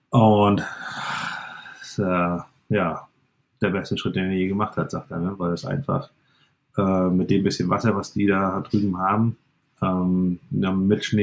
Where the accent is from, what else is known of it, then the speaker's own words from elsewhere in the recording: Stralsund, Mecklenburg-Vorpommern, Germany; also born or lived in Canada; Ich bin gebürtiger Stralsunder und ähm, ja, wollte eigentlich in Kanada leben und habe aber meine Frau nicht rübergekriegt. Und daher äh, ja, bin ich dann wieder zurückgekommen äh, nach 15 Jahren Kanada und ähm, ja, bin jetzt wieder hier auf dem Betrieb, wo ich groß geworden bin